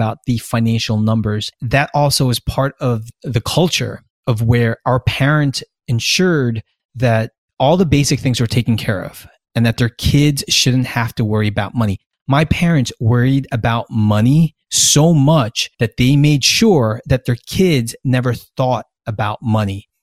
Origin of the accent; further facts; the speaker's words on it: United States; the privilege of being American and growing up American